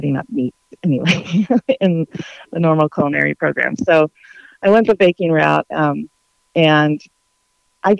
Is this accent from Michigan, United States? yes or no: no; Orange County, California, United States; now in Franklin, United States; Growing up in Orange County, California, it was a pretty, middle-class childhood